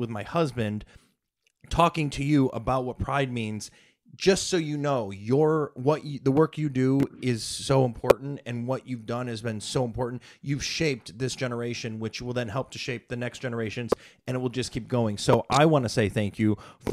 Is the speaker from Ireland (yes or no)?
no; Toledo, Ohio, United States; moved away as an adult; also born or lived in New York; I grew up in Ohio, Toledo, Ohio